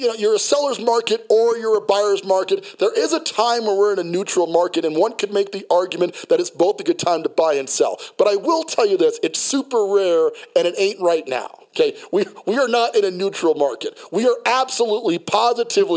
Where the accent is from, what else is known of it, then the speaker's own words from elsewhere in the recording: New York City, New York, United States; moved away; also born or lived in Colorado Springs, Colorado; I'm from Brooklyn, New York, and you know, gunfire and getting shot at was not that abnormal. You know, where I grew up